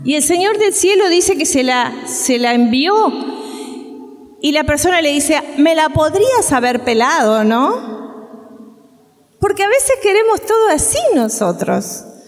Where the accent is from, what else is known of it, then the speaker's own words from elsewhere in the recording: Uruguay; moved away; nosotros somos uruguayos